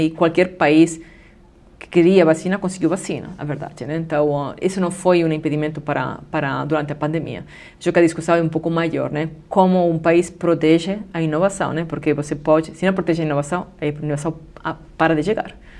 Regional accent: Spain; Portuguese is a second language; now in Brazil; eu sou da Espanha

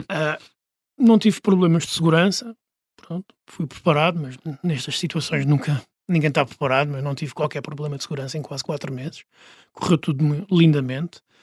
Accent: Portugal; moved away as an adult; Eu tinha 37 quando saí de Portugal

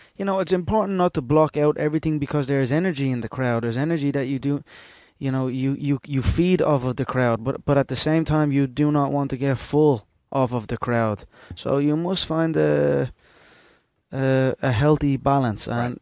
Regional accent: Ireland; we as Irish

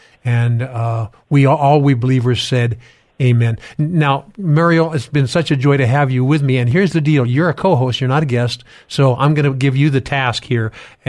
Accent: California, United States; I'm from Southern California, and I'm declaring God's preeminence in this earth and in this state.

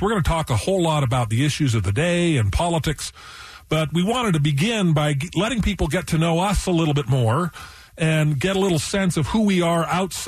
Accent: Calabasas, California, United States; also born or lived in Washington, D.C.; I claim Calabasas, California is my hometown

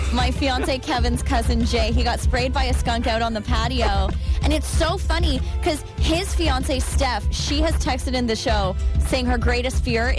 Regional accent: Halifax, Nova Scotia, Canada; now in Windsor, Canada; growing up in Halifax

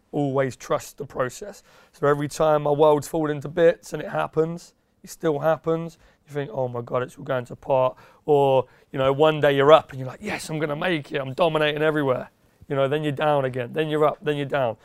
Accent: Yaxley, East of England, United Kingdom; moved away as an adult; also born or lived in Peterborough; now in London, United Kingdom; I was born in Peterborough, and there's a little village about ten minutes away near the A one called Yaxley. Um, I grew up around there, twenty odd years

